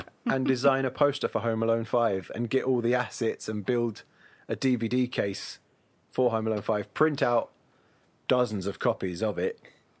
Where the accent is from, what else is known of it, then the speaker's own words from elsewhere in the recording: England, United Kingdom; being English